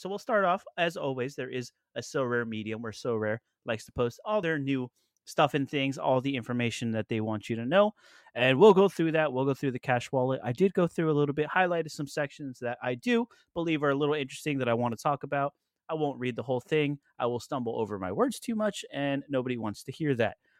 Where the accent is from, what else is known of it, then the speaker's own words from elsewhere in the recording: Florida, United States; we are from Florida